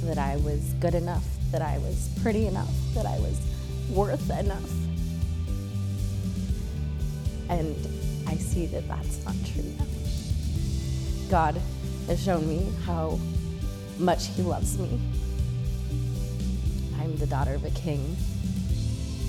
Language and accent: English; Seattle, Washington, United States; moved away as an adult; now in San Antonio, United States; I am originally from Seattle, Washington. I came to San Antonio December 2nd, 2018